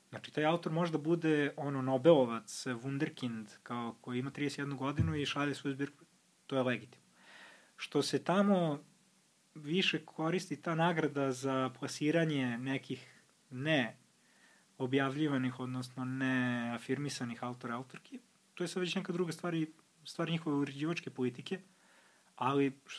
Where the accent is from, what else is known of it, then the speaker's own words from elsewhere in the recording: Pančevo, Vojvodina, Serbia; ja iz Pančeva